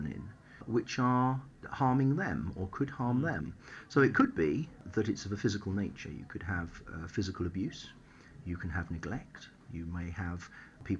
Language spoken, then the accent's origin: English; Taunton, South West England, United Kingdom; I was brought up in Somerset. I grew up in Taunton, went to Taunton School